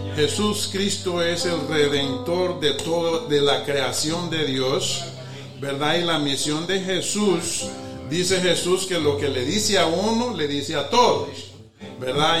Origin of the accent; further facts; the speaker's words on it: Honduras; moved away; soy hondureño